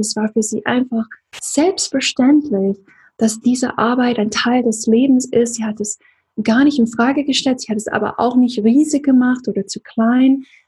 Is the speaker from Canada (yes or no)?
no; Deep South, United States; now in Germany; im Süden, wo ich aufgewachsen bin, im tiefen Süden